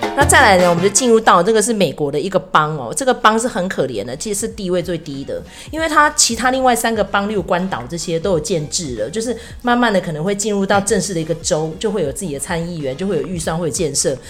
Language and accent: Chinese; Taiwan; 可是我们不是中国人，我们是台湾人